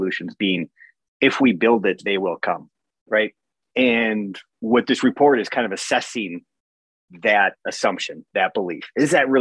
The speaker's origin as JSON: {"language": "English", "town": "Hancock", "country": "United States", "tie": "born or raised there", "said": "growing up in Hancock"}